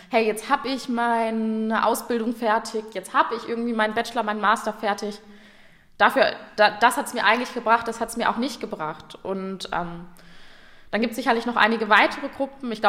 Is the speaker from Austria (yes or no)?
no; North Rhine-Westphalia, Germany; Ich komme aus dem Ruhrgebiet, da geht es jetzt gerade noch.